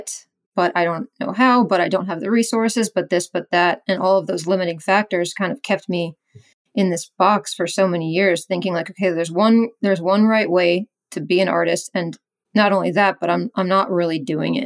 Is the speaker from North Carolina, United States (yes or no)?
yes; Raleigh, North Carolina, United States; also born or lived in Ohio; Raleigh, because this is my hometown. I've lived here. I moved back 7 years